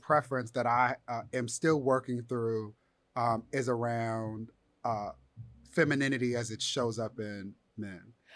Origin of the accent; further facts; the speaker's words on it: Inglewood, California, United States; I'm from Inglewood. I took a bus to school